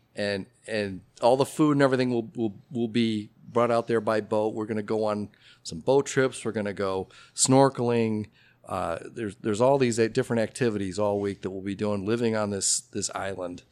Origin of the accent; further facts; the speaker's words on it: Oak Park, Illinois, United States; also born or lived in Carbondale, Illinois; now in Elmhurst, United States; I have a lot of Elmhurst roots, uh, but I grew up in Oak Park. So just a little east of here.